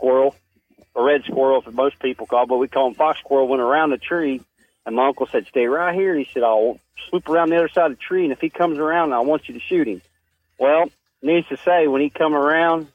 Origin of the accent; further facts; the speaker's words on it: Georgetown, Ohio, United States; I was born in Georgetown, Ohio, to Tom and Mary Manning